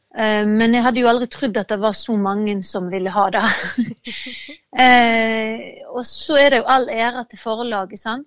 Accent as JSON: {"language": "Norwegian", "area": "Hardanger", "region": "Vestland", "country": "Norway", "moved": "yes", "lives_now": "Denmark", "said": "gården der jeg kommer fra i Hardanger"}